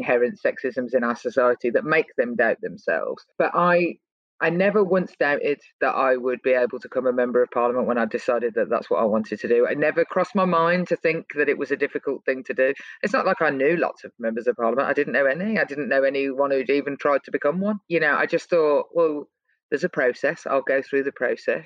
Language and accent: English; Birmingham, West Midlands, United Kingdom; I grew up in Birmingham and we have the grammar school system